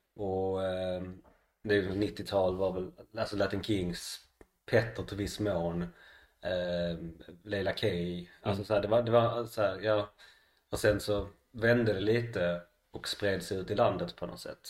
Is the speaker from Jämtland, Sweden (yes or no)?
no; Malmö, Skåne, Sweden; född och uppväxt i Malmö